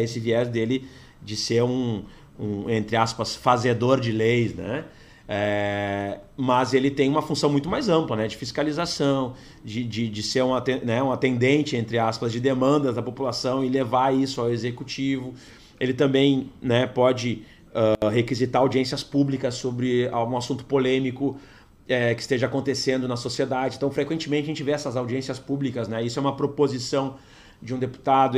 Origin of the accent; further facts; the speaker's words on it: Porto Alegre, Rio Grande do Sul, Brazil; eu nasci em Porto Alegre, é, fui vereador de Porto Alegre